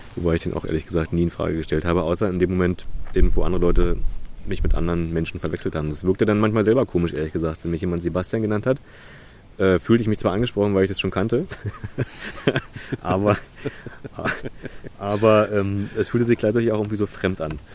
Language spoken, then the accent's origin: German; Berlin, Germany; ich bin da geboren in Köpenick